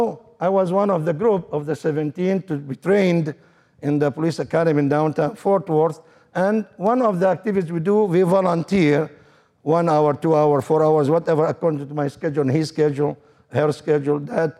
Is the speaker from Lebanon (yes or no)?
yes; Lebanon; moved away as an adult; I'm from Lebanon, 50-50 Christian Muslims. By the way, we used to play around the church all my life when I was a child with the other kids